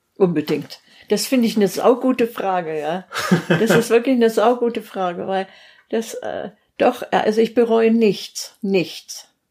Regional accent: Steinebach am Wörthsee, Bavaria, Germany; moved away as an adult; also born or lived in Simbach; ich komme ja aus Steinebach am Wörthsee, also ursprünglich beim Ammersee, so ein kleiner See

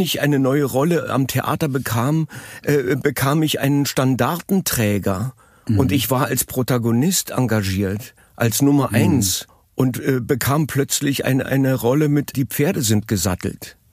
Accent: Berlin, Germany; born or raised there; also born or lived in Madrid, Spain / Munich, Germany

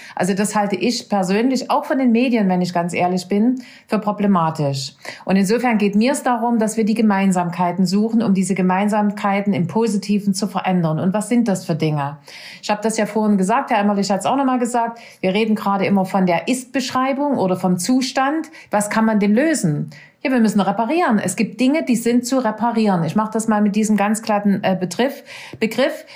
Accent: Saxony, Germany; also born or lived in Nordhausen, Thuringia; Ich bin nicht aus dem Schulalter nach Sachsen gekommen, sondern nach vier Wochen nach meiner Geburt.

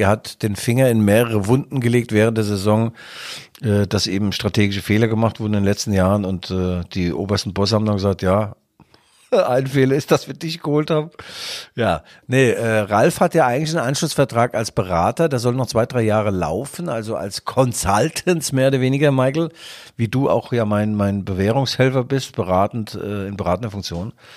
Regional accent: East Germany, Germany; In Westdeutschland wurde ich geblitzt als Ossi

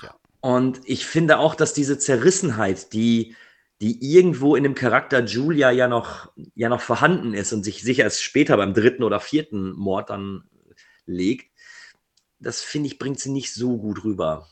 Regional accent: Ruhr area, North Rhine-Westphalia, Germany; Ich komme aus dem Ruhrgebiet

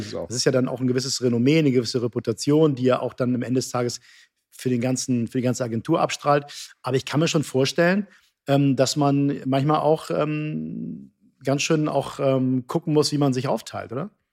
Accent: Hamburg, Germany; now in Cologne, Germany; Ich bin Hamburger

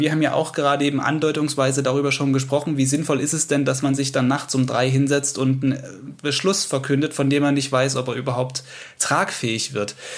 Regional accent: Saxony, Germany; hier bei uns in Sachsen

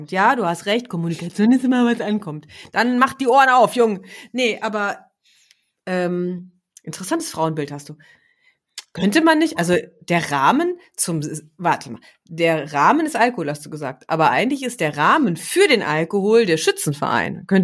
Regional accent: West Germany, Germany; born there; Ich wie gesagt, ich bin ja auch im Westen geboren

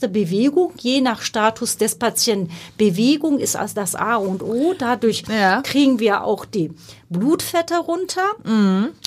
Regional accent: Turkey; born there; first language Turkish; also die, mh, Ursprungssprache ist Türkisch, das haben Sie sehr schön gesagt.

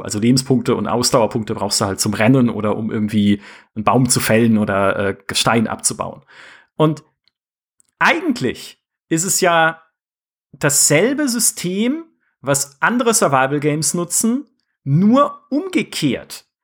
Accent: near the Black Forest, Baden-Württemberg, Germany; ich komme aus dem Schwarzwald, fast, ja, also da aus der Nähe

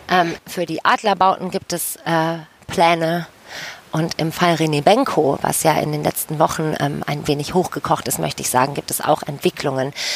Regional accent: Düsseldorf, North Rhine-Westphalia, Germany; moved away as an adult; Ich komme aus Düsseldorf, ähm, bin nach ein paar Stationen außerhalb wieder sehr, sehr, sehr gerne hier

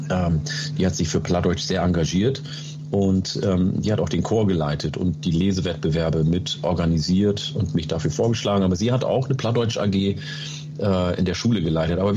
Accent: Oromia, Ethiopia; first language Oromo; German is a second language; now in Germany; ähm, ich komme aus Oromia, das heißt äh, Afan Oromo, meine erste Sprache, ähm, gibt es auch noch.

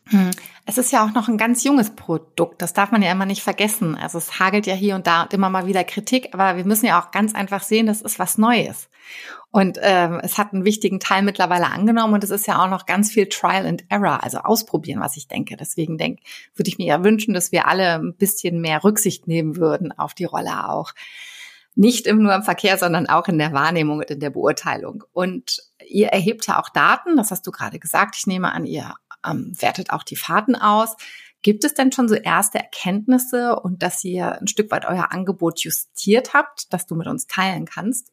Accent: Hamburg, Germany; hier in meiner Heimatstadt Hamburg

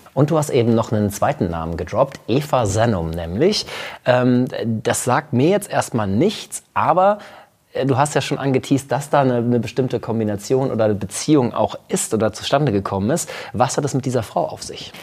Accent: Münster, North Rhine-Westphalia, Germany; Isebrand aus Münster kommt quasi aus meiner Heimat

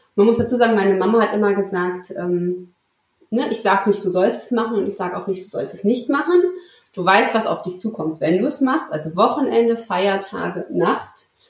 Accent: Marburg, Hesse, Germany; ich komme aus dem schönen mittelhessischen Marburg an der Lahn. Ähm, ja, relativ langweilig. Ich bin hier geboren, aufgewachsen und hier geblieben.

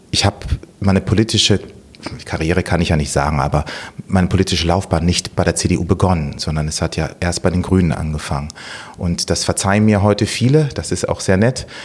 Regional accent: Bonn, North Rhine-Westphalia, Germany; Ich komme ursprünglich aus Tansania. Meine Eltern waren Diplomaten. Bin infolgedessen in Bonn geboren, 1970 und ähm, war in den ersten Jahren immer exterritorial, wie man so schön sagt, hier in Deutschland.

